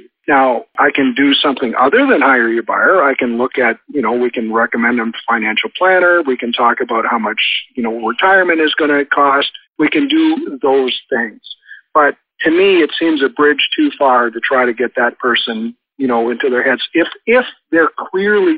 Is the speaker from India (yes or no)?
no; Canada; I'm from Canada